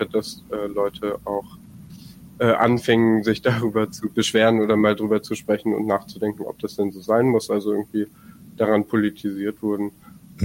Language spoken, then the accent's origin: German; Bremen, Germany; ich komme aus dem aus aus Bremen und wir haben hier in Niedersachsen Bremen äh, eben genau zu der Frage gerade gearbeitet